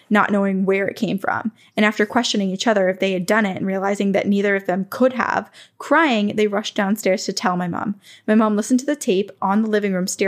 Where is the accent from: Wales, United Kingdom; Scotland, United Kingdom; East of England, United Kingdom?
Wales, United Kingdom; I grew up in North Wales, UK, in a very small three bedroom house on the housing estate built not too long before.